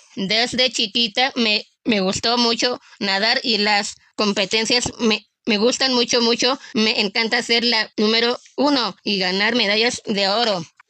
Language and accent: Spanish; Mexico; Yo soy muy orgullosa de ser mexicana